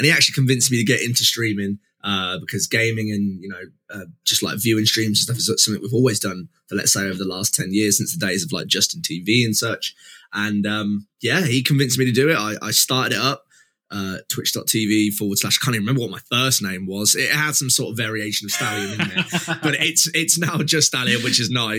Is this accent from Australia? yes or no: no; East Midlands, United Kingdom; I am from the East Midlands in the UK.